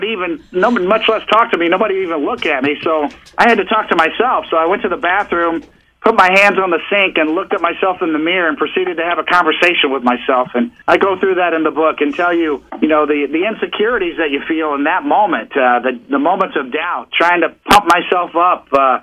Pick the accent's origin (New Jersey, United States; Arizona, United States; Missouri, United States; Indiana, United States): Missouri, United States; Kansas City; moved away as an adult; now in New York City, United States; Here I am 30 plus years later, and I'm a New Yorker now, and I'm a kid who grew up in Kansas City in the Midwest, and I had never even been to New York before